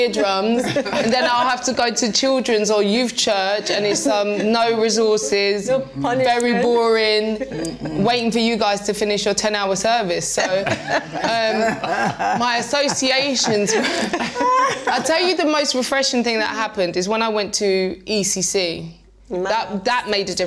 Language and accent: English; United Kingdom; I'm actually very British.